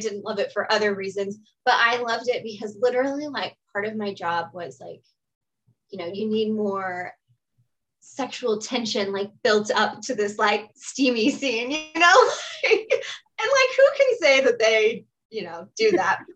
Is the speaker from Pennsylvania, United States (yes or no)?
no; Austin, Texas, United States; also born or lived in Memphis, Tennessee; from Austin, Texas. This is where I was born and raised. I live here currently.